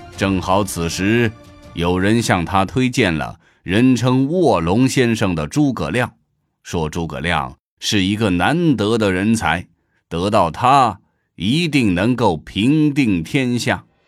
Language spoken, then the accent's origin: Chinese; China; 对我们中国人影响最深的